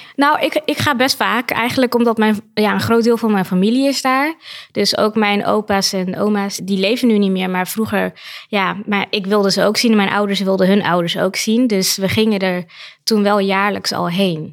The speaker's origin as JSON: {"language": "Dutch", "country": "Netherlands", "tie": "born or raised there", "said": "ik ben hier opgegroeid, dus ik zie het vanuit de Nederlandse bril op school"}